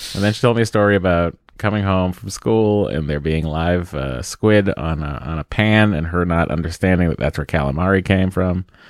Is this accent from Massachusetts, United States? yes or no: yes; Lowell, Massachusetts, United States; also born or lived in East Cambridge, Massachusetts (family); we moved to Lowell